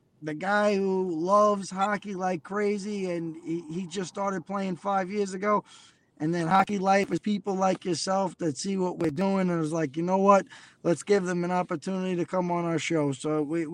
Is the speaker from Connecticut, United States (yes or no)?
no; New York City, New York, United States; being from Queens, New York